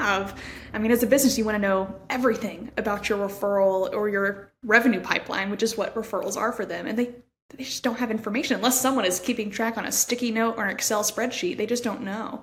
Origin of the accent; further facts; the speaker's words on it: Stillwater, Oklahoma, United States; that's my hometown, so I love getting to see the clinics that I grew up going to and being around